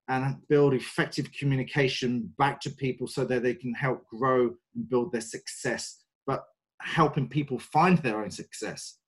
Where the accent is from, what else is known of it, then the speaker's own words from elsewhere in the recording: London, United Kingdom; moved away as an adult; now in Ireland; I'm very English. I've been in Ireland for the last 15 years and originally from just from the outskirts of North London.